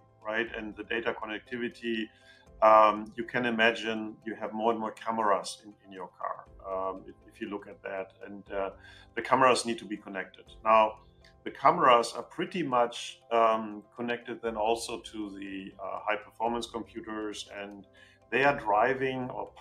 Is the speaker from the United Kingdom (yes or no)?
no; Germany; I'm coming from Germany, I'm living in Germany